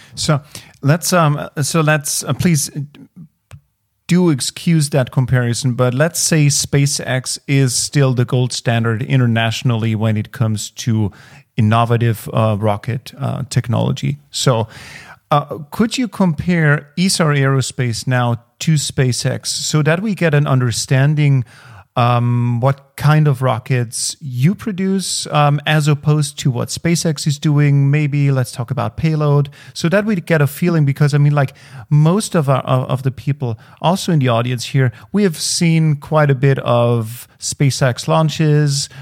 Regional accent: Austria; as an Austrian

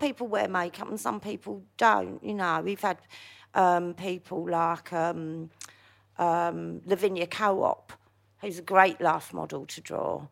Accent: London, United Kingdom; also born or lived in Hackney / Wood Green / Palmers Green / Bounds Green; I was born in Hackney, as most people know, but I grew up in, like, Stamford Hill and then, like, North Like wood green, Palmer's green

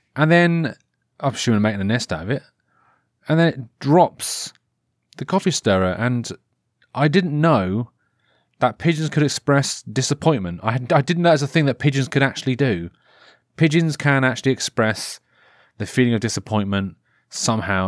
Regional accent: Norfolk, East of England, United Kingdom; I'm from Norfolk

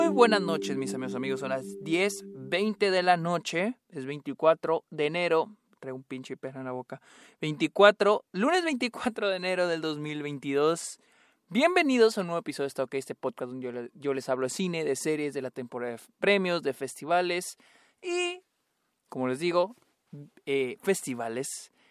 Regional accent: Chihuahua, Mexico; soy de Chihuahua

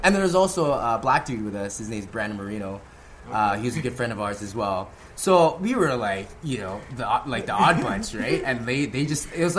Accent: Philippines; I didn't really want to sort of use that as a gimmick, like, oh, I'm this Filipino guy, you know, like

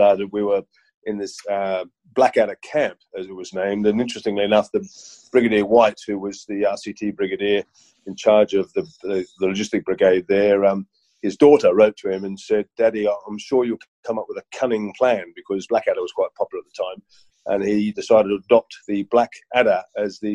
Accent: Sydney, New South Wales, Australia; moved away as an adult; I grew up in Sydney

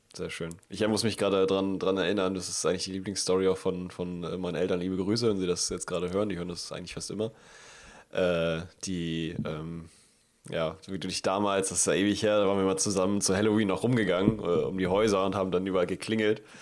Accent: Northern Germany, Germany; bei uns im Norden gibt es keinen Karneval oder Fasching

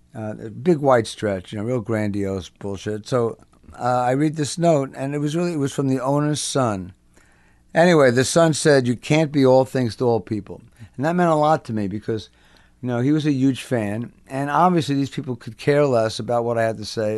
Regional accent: Englewood, New Jersey, United States; also born or lived in Brooklyn, New York; And then they moved to New Jersey, and I was raised there

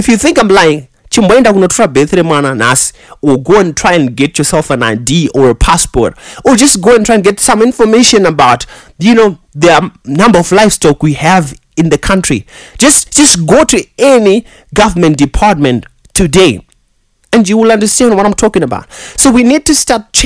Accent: Zimbabwe; English is a second language

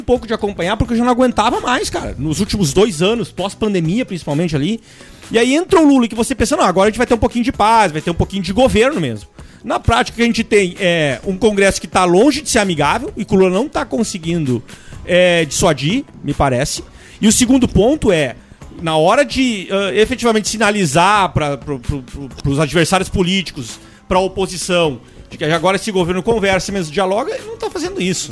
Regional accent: Brazil; como brasileiro

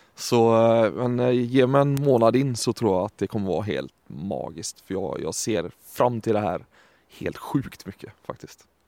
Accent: Sweden; accent: Gothenburg dialect; moved away; så ble det med litt göteborgsk dialekt, ettersom jeg er svensk.

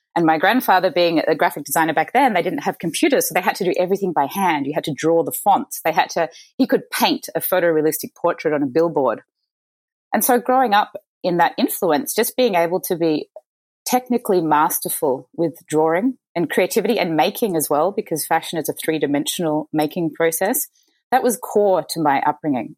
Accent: Mornington Peninsula, Victoria, Australia; also born or lived in Chicago; I was born in Chicago, but I moved to Australia to Australian parents as a baby. So I'm a dual American Australian uh, citizen. But I grew up in a lovely part of Australia called the Mornington Peninsula

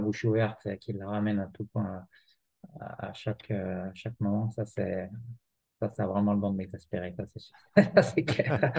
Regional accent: Jura, Bourgogne-Franche-Comté, France; en tant que jurassien

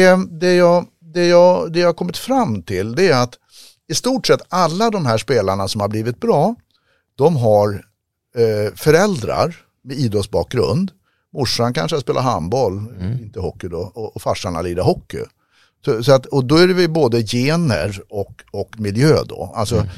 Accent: Sweden; jag är uppfostrad i Sverige

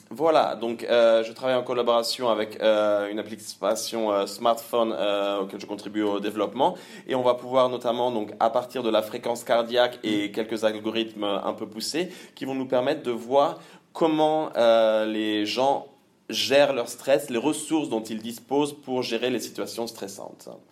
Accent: Le Mans, Pays de la Loire, France; moved away as an adult; also born or lived in Caen; now in Cologne, Germany; je suis né au Mans, j'ai fait mes études à Caen

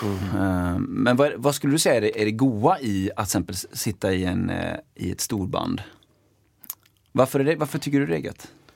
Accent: Partille, Västra Götaland, Sweden; jag är uppväxt i Partille

